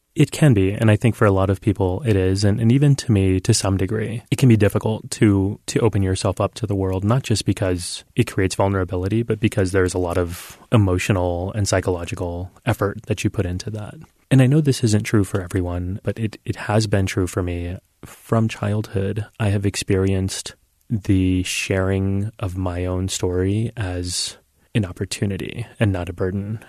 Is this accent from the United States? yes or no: yes; United States; I was born and raised in this country